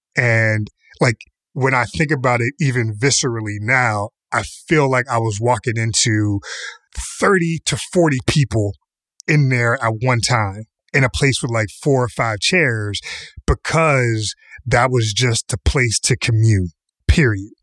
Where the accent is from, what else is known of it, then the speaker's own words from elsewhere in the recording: Pittsburgh, Pennsylvania, United States; Kamau and I grew up in Pittsburgh